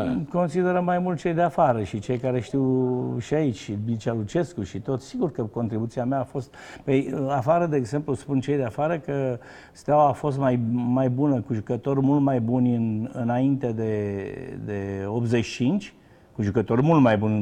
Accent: Romania; moved away as an adult; also born or lived in France / United States; eu am plecat în, în ianuarie 89, am plecat definitiv din România

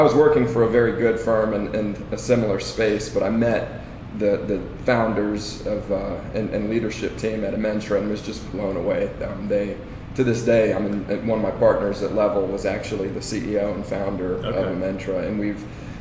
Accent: Washington, D.C. area, Northern Virginia, United States; moved away as an adult; now in Charlotte, United States; I was born and raised in the Washington, D.C. area in Northern Virginia, actually. And I lived there for about 28 years.

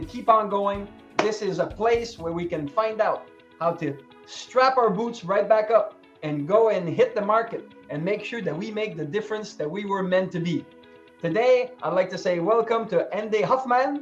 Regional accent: Canada; I'm Canadian

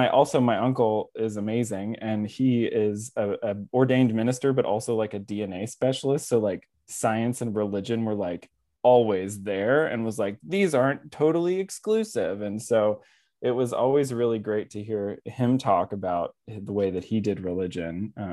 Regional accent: West Virginia, United States; I grew up in West Virginia where there's not a lot of Catholics, and that's actually what pushed me further into the church

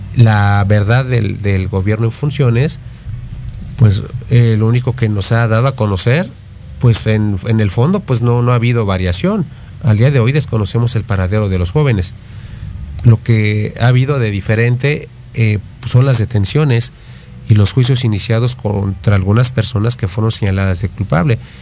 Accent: Mexico; estamos parados nosotros como mexicanos

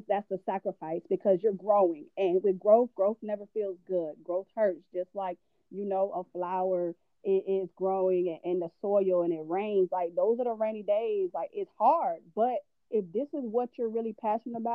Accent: Tallahassee, Florida, United States; I am from Tallahassee. I love, you know, I'm not born there, but that's home

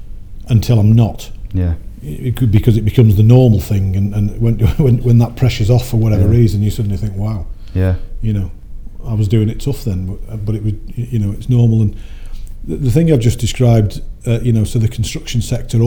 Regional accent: Warrington, North West England, United Kingdom; I grew up in Warrington between the Manchester Ship Canal and the Bridgewater Canal

